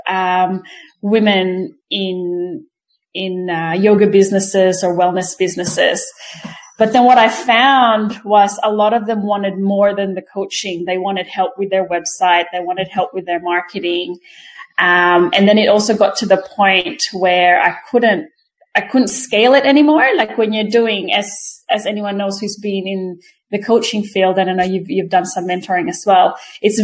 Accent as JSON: {"language": "English", "country": "Australia", "tie": "born or raised there", "also_born_or_lived": "Quezon City, Philippines", "said": "I live in Canberra in Australia. I was born in Manila in Quezon City. So I was 10 when we migrated. That was 1991. So I pretty much grew up here."}